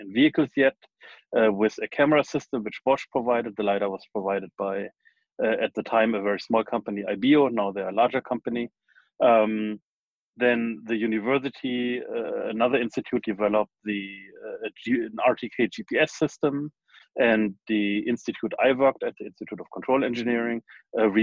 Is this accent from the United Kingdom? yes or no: no; Germany; moved away as an adult; also born or lived in United States / Darmstadt / New York / Braunschweig; now in Silicon Valley, United States; I was born in Germany, then went to high school in Germany and in the US